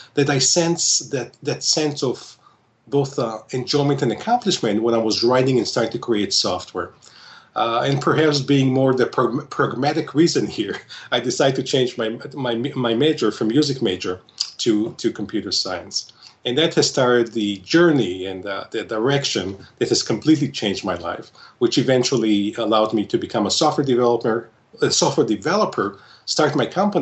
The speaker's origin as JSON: {"language": "English", "country": "Israel", "tie": "born or raised there", "moved": "as an adult", "lives_now": "Solon, Ohio, United States", "said": "I was born and raised in Israel"}